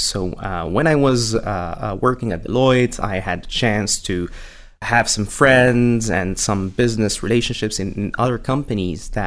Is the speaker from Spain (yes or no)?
no; Morocco; also born or lived in France / United Kingdom / Paris; now in London, United Kingdom; I was born and raised in Morocco, and I like to say that I matured in France and the UK